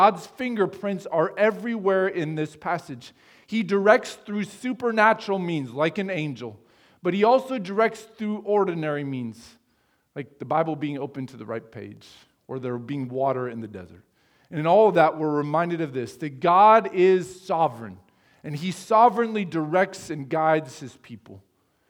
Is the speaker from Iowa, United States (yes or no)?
yes; Sheraton, Iowa, United States; now in Fremont, United States; in my hometown of Sheraton, Iowa